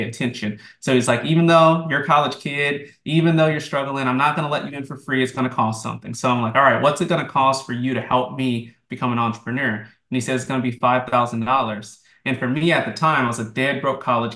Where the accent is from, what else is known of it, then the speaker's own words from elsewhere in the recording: New Orleans, Louisiana, United States; now in Florida, United States; I'm actually from New Orleans originally